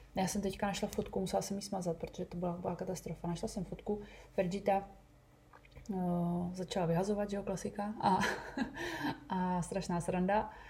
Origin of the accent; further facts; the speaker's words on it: Bohemia, Czechia; u nás v Čechách